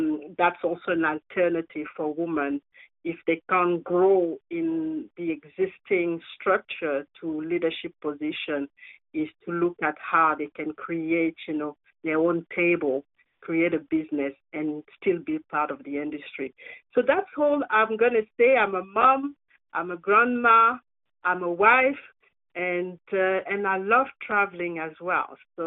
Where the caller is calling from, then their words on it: Perth, Western Australia, Australia; I'm tuning in from Perth in Australia.